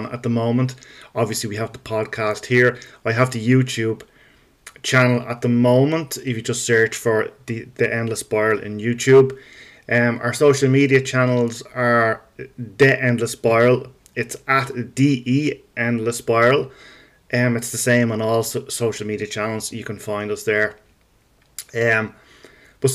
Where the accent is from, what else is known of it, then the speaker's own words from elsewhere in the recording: Dublin, Leinster, Ireland; I am Irish, in case you haven't noticed. And I am from Dublin